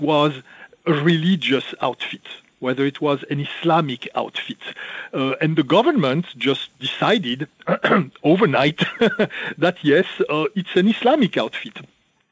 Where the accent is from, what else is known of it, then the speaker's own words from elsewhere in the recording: Burgundy, Bourgogne-Franche-Comté, France; I'm not really French. I'm Burgundian. I'm from Burgundy.